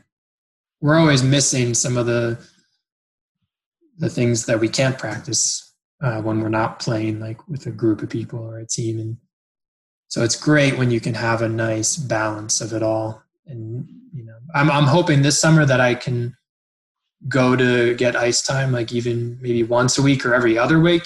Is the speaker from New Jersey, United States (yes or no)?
yes; New Jersey, United States; moved away as an adult; now in Canada; I'm originally from New Jersey